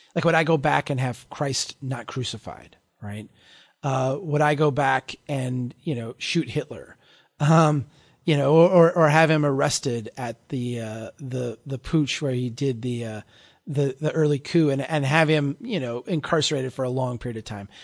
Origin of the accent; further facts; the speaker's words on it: Brainerd, Minnesota, United States; here in my hometown